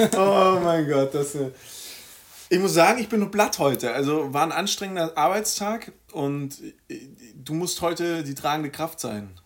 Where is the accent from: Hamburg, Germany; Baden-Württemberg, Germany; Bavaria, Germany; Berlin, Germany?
Baden-Württemberg, Germany; Villingen-Schwenningen; Villingen-Schwenning. Mhm. Ähm, meine Heimatstadt komme ich her